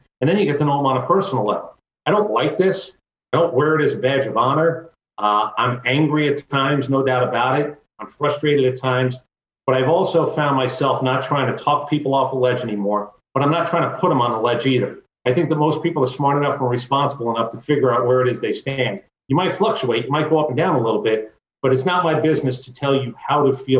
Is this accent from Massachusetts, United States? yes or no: no; Atlanta, Georgia, United States; I'm from Atlanta, brother